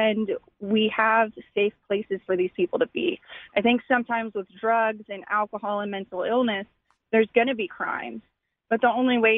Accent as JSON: {"language": "English", "town": "Austin", "region": "Texas", "country": "United States", "tie": "born or raised there", "said": "I was born and raised here in Austin"}